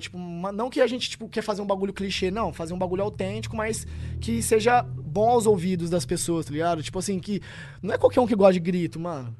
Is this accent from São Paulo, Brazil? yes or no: yes; Tupã, São Paulo, Brazil; moved away as an adult; Eu nasci em Tupã.